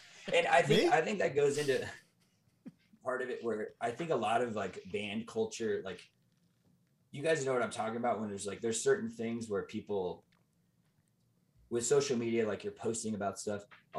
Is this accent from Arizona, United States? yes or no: yes; Mesa, Arizona, United States; I'm from Phoenix. Phoenix. I'm from Mesa, actually.